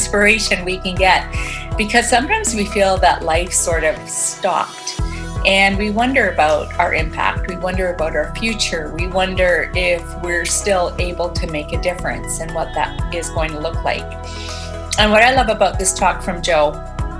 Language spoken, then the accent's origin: English; Edmonton, Alberta, Canada; Edmonton, which is my hometown, Edmonton, Canada